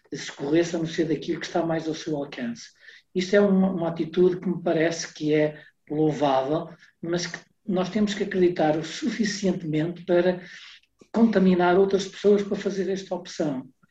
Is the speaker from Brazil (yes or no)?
no; the North, Norte, Portugal; also born or lived in Porto; sou aqui do Norte, vivo no Porto